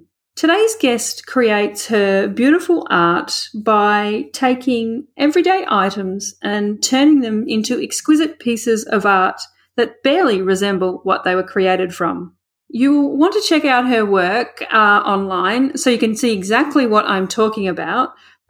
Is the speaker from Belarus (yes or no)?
no; Australia; Us Australians, we don't have a great accent.